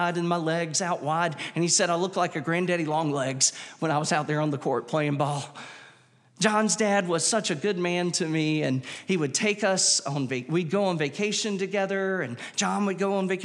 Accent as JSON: {"language": "English", "town": "Wilmington", "country": "United States", "tie": "born or raised there", "said": "growing up in Wilmington at that time"}